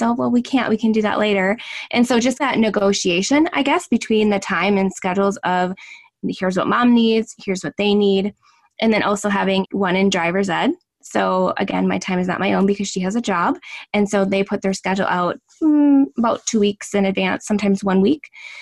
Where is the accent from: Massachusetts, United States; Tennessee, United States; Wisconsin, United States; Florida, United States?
Wisconsin, United States; Northern; I'm from Northern Wisconsin